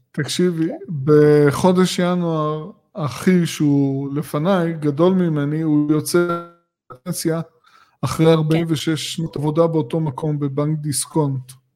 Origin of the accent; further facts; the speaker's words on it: Gush Dan, Tel Aviv District, Israel; אנחנו גדלנו בגוש דן